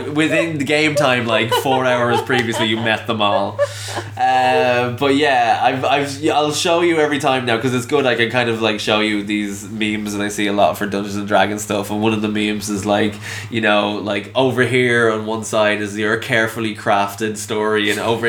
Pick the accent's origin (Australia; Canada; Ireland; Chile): Ireland; I'm an Irish man